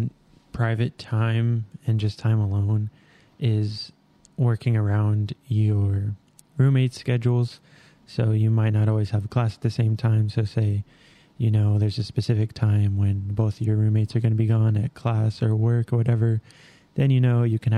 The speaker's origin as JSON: {"language": "English", "town": "Albuquerque", "region": "New Mexico", "country": "United States", "tie": "born or raised there", "moved": "yes", "said": "I'm from Albuquerque, New Mexico, born and raised"}